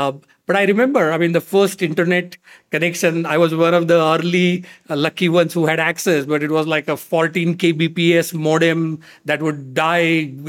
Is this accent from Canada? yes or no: no; India; moved away as an adult; now in United States; I was obviously very fortunate growing up in India, as you can imagine, access to technology